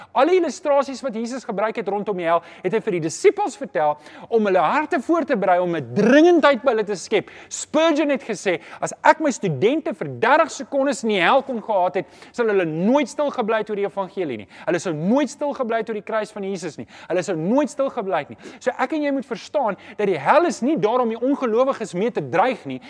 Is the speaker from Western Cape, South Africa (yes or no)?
no; Johannesburg, Gauteng, South Africa; Ek kom self van Johannesburg.